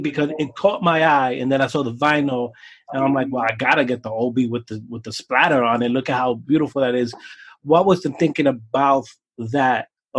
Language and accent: English; Brooklyn, New York, United States; And I'm an older guy. I'm 40. I grew up in Brooklyn hip hop.